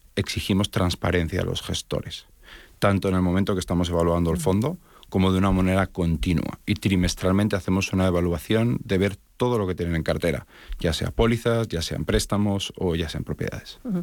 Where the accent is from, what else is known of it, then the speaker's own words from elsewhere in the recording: Spain; now in Miami, United States; realmente soy de origen español, mi acento me delata